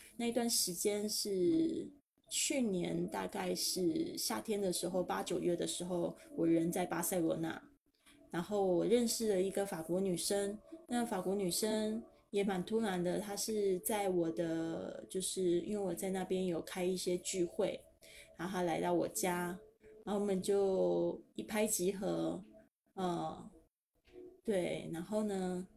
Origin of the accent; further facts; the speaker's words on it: Keelung, Taiwan; also born or lived in Spain; 搬到基隆的小渔村，我一直都还蛮怀念那个渔村的生活